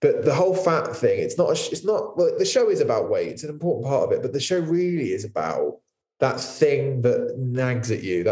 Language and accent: English; Poole, South West England, United Kingdom; it's where I grew up. Poole's like my hometown